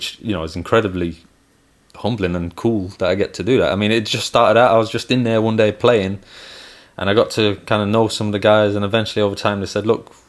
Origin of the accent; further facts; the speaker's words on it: Manchester, North West England, United Kingdom; also born or lived in Belmullet, County Mayo, Ireland / Levenshulme, Manchester; I only lived there for about a year, but I grew up in Manchester. So I grew up in Manchester.